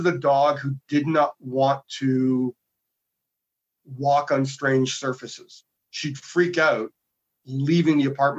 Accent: Winnipeg, Manitoba, Canada; moved away as an adult; also born or lived in Calgary; now in Toronto, Canada; So I was born and raised in Winnipeg. I came to Ontario for Sheridan and I stayed

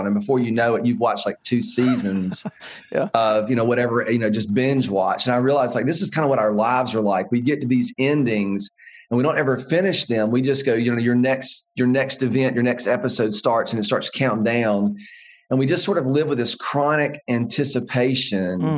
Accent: the American West, United States; growing up in the American West

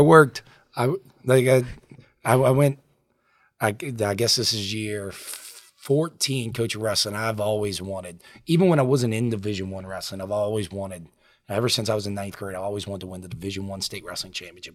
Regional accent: Lafitte, Louisiana, United States; I grew up in Lafitte. Um, I lived there. My parents still live there. I lived there until I went to college

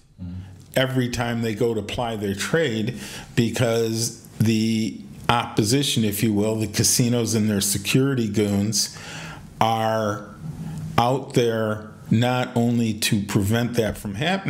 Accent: Detroit, Michigan, United States; I'm from Detroit

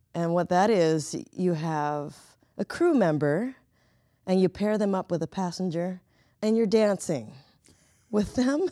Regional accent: Southern California, United States; moved away as an adult; now in Chicago, United States; I come from Southern California

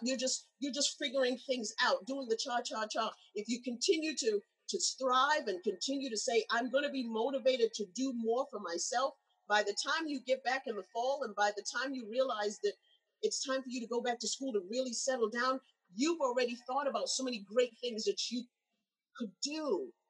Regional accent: England, United Kingdom; when I grew up in England

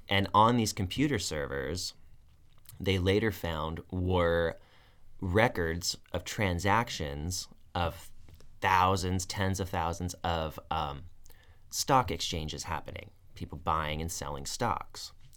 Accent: United States; as an American citizen who's never been in the military

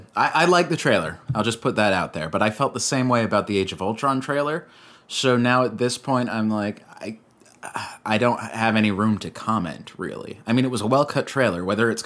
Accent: Florida, United States; moved away; I'm from Florida, so it's like summer down there.

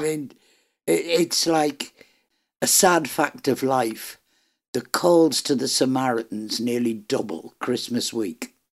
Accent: Ireland; am Irish

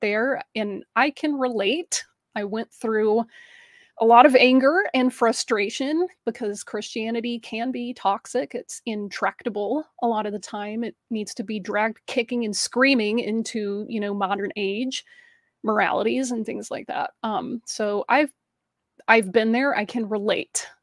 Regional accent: Alabama, United States; I grew up in the Deep South in Alabama

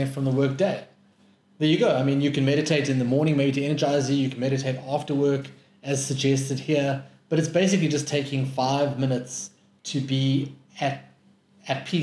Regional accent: Johannesburg, Gauteng, South Africa; I come from Joburg

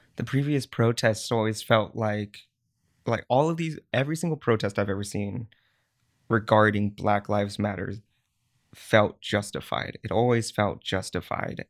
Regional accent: California, United States; now in San Francisco, United States; as a Chinese American, uh, growing up in California, born and raised

